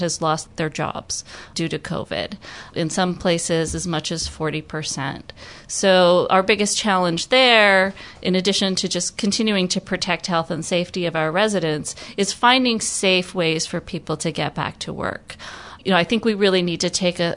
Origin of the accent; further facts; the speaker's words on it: Michigan, United States; moved away as an adult; also born or lived in Utah / California; now in Hawaii, United States; I was born and raised in Michigan, went to school there at the University of Michigan